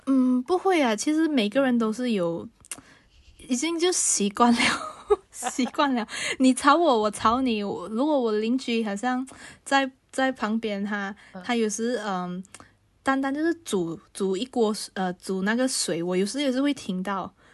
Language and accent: Chinese; Malaysia; moved away as an adult; now in Paris, France; 我是马来西亚人，那我要有马来西亚的银行户口